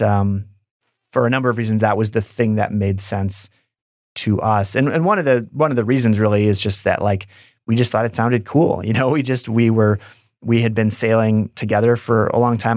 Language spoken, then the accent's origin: English; Wisconsin, United States; also born or lived in San Francisco; if I wasn't from Wisconsin